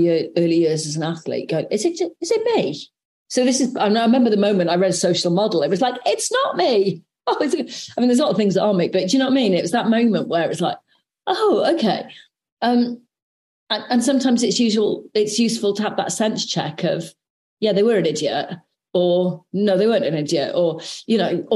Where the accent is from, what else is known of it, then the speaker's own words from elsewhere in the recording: South Wales, United Kingdom; growing up in South Wales